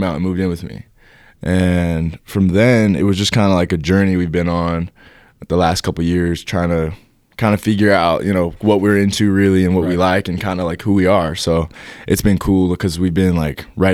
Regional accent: Highland, Utah, United States; born or raised there; also born or lived in Washington, D.C. / Lehi, Utah

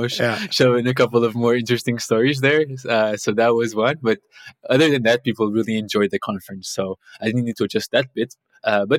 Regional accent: Portugal; moved away as an adult; now in Copenhagen, Denmark; I'm originally from Portugal. I live in Copenhagen now, but that's where I did my bachelor's

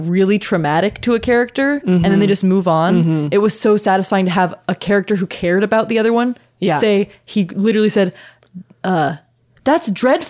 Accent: Washington, United States; now in Nashville, United States; Boy, every time I see country music, it reminds me of what moved me on down to Nashville. I'm actually from Washington State.

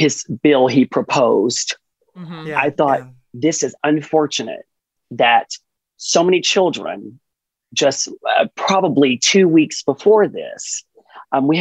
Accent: Texas, United States; being a Texan, gosh, I've always been so proud to say that this is home for me

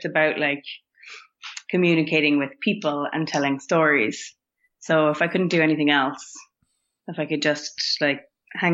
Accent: Cork, Munster, Ireland; moved away as an adult; now in Berlin, Germany; I'm most importantly from Cork

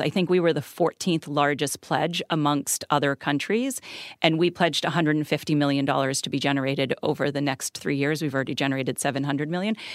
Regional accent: Boston, Massachusetts, United States; I grew up in Boston

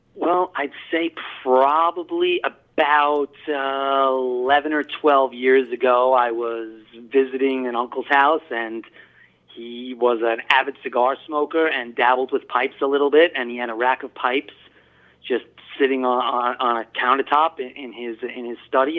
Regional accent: Long Island, New York, United States; also born or lived in Brooklyn, New York; I was born in Brooklyn and moved out to Long Island, Hop uh, actually, um, when I was very young.

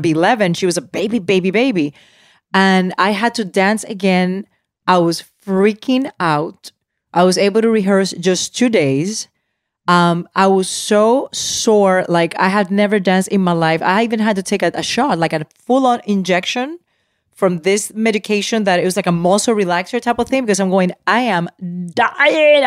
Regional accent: Puerto Rico; I grew up in Puerto Rico

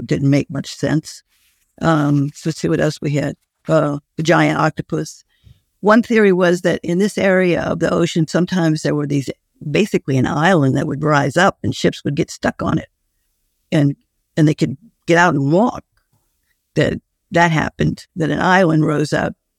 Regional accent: New Orleans, Louisiana, United States; I grew up in New Orleans

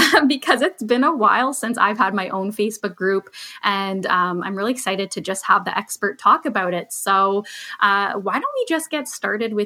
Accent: just outside of Toronto, Ontario, Canada; I grew up just outside of Toronto.

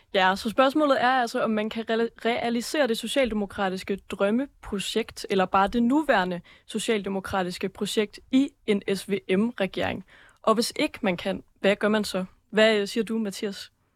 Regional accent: Aalborg, North Denmark Region, Denmark; Jeg er selv fra Aalborg og har venner både fra, fra Aalborg Øst og fra Hasseris

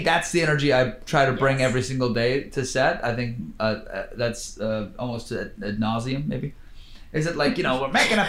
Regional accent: Vancouver, British Columbia, Canada; I grew up in Vancouver.

